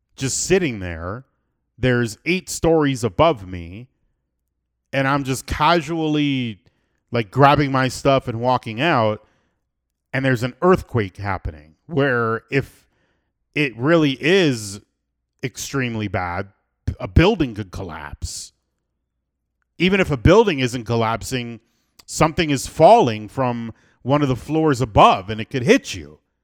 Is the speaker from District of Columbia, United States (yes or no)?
no; South Florida, United States; now in Medellin, Colombia; I'm born and raised in South Florida